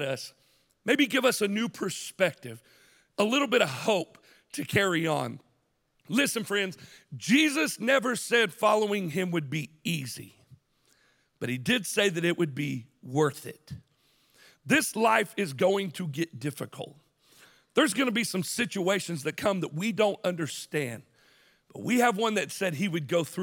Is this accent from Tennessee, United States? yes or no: yes; Chattanooga, Tennessee, United States; we grew up on the University of Tennessee at Chattanooga's campus, right there on Vine Street. I grew up next to the Kappa Sig House